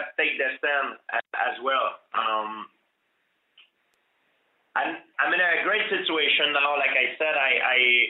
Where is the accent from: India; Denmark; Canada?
Canada; I'm from Canada